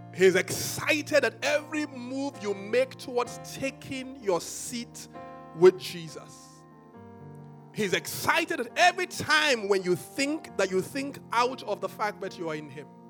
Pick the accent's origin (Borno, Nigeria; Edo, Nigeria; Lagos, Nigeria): Edo, Nigeria; Benin City; I grew up in Benin